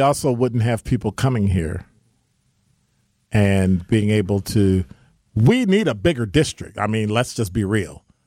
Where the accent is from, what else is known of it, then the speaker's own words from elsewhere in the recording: Chicago, Illinois, United States; now in Milwaukee, United States; I'm from Ch-, Chicago